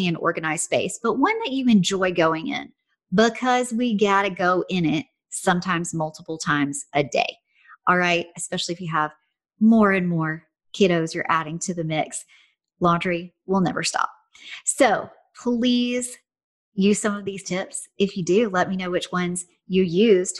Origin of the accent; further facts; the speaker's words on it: Tennessee, United States; I'm from Tennessee